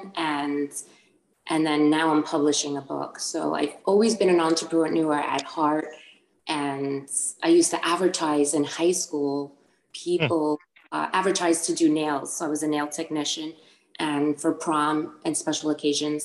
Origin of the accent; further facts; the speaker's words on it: Long Island, New York, United States; I was born and raised in New York, Long Island. My parents are both from Puerto Rico